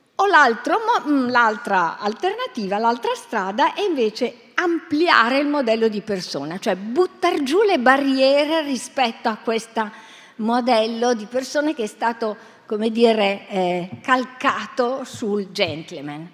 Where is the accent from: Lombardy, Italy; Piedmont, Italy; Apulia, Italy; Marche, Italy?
Lombardy, Italy; Bergamo; Vengo da Bergamo